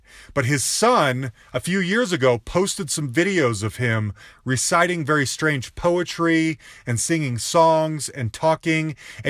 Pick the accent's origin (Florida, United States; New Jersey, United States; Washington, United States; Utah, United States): Utah, United States; I'm from Utah. I've seen you a ton. I've loved you since I was a kid